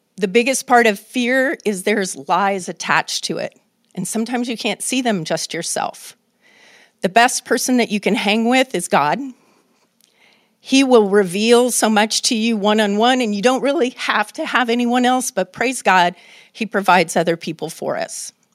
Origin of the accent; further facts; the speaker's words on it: Oakland, California, United States; living in the United States of America and growing up in Oakland